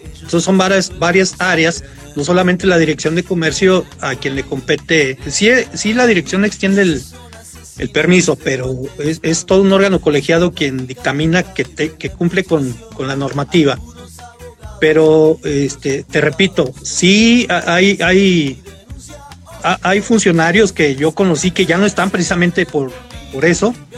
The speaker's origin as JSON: {"language": "Spanish", "country": "Mexico", "said": "la colonia Llamaradas, Bugambilias, de donde yo soy"}